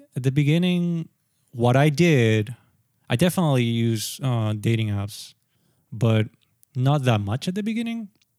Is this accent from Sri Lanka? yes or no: yes; Sri Lanka; now in Japan; And then I come to Japan and I'm like, oh, I'm from Sri Lanka.